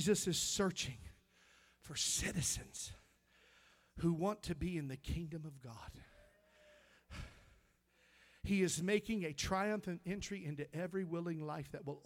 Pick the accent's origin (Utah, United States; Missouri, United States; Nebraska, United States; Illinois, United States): Missouri, United States; I grew up in Missouri, and I was a country bumpkin